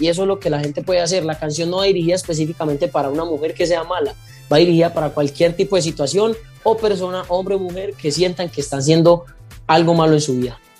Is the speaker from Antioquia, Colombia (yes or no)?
yes; Paisa, Antioquia, Colombia; now in Palmira, Colombia; yo estoy radicado en Palmira Valle y yo soy paisa